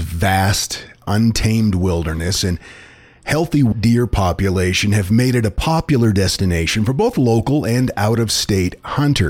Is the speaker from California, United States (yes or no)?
no; Houlton, Maine, United States; Autumn was a magical time of year in my hometown of Holton, which is less than a mile from the Canadian border